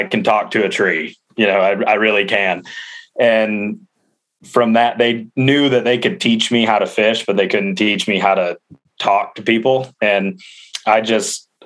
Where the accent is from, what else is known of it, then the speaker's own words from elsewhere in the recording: Grand Rapids, Michigan, United States; I was born in Grand Rapids, Michigan. Lived in an absolute sportsman's paradise